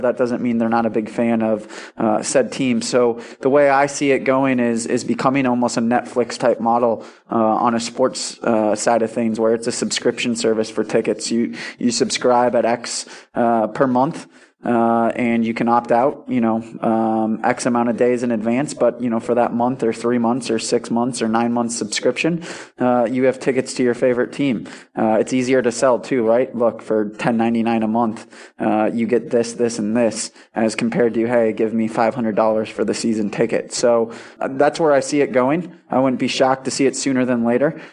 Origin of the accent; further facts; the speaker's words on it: Milwaukee, Wisconsin, United States; moved away; I'm from Milwaukee, Wisconsin, and, uh, you know, grew up around sports.